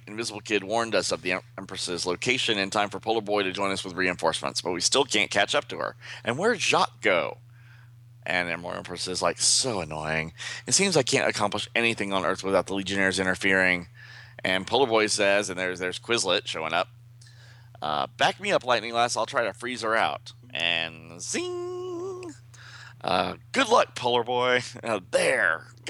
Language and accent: English; the South, United States; we're from the South here.